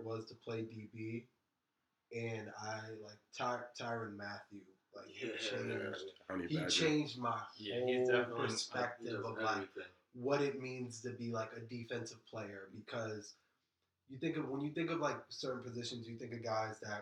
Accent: New England, United States; we grew up in the Brady era around New England

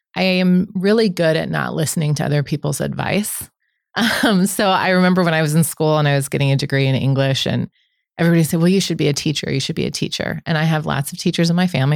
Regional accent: Omaha, Nebraska, United States; I'm born and raised in Omaha. I grew up in South Omaha

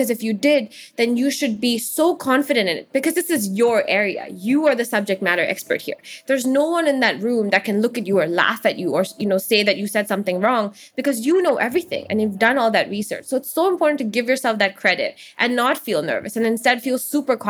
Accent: Hong Kong; where I'm from when I'm elsewhere in the world, I always say Hong Kong, even though it's pretty clear that I'm Indian

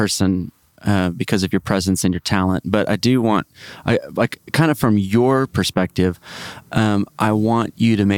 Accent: Great Plains, United States; I'm from the Great Plains

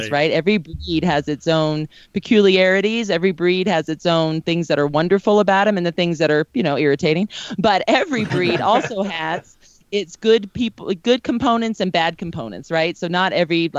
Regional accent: Fullerton, California, United States; now in Denver, United States; I grew up in Orange County, right by Fullerton, okay. Anaheim, so right by Disneyland

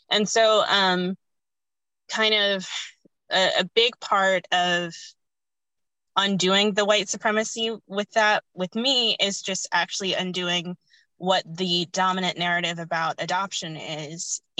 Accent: United States; born or raised there; also born or lived in India

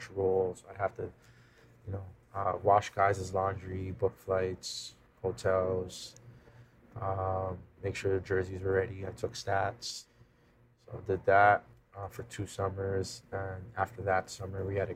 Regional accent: Toronto, Ontario, Canada; also born or lived in Montreal, Quebec / Brandon, Manitoba; We moved to Toronto when I was four

